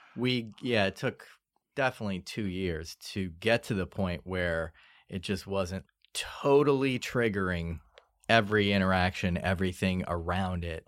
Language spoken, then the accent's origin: English; New Orleans, Louisiana, United States; moved away; we grew up in New Orleans in the suburbs.